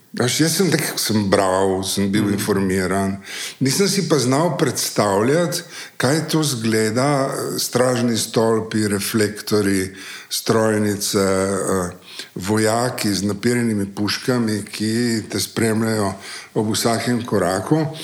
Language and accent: Slovenian; Slovenia; Slovenci smo leta 1948 ja, ja. postali eh, Slovenci